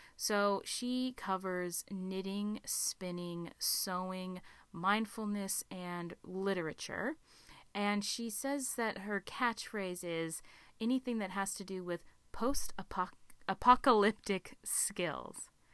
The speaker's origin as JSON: {"language": "English", "region": "Alaska", "country": "United States", "said": "my home state of Alaska"}